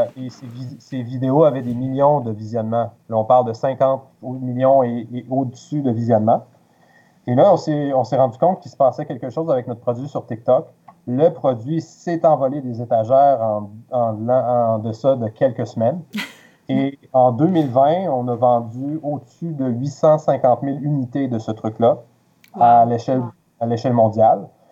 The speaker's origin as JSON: {"language": "French", "town": "Quebec City", "region": "Quebec", "country": "Canada", "tie": "born or raised there", "moved": "as an adult", "lives_now": "Montreal, Canada", "said": "je suis originaire de Québec"}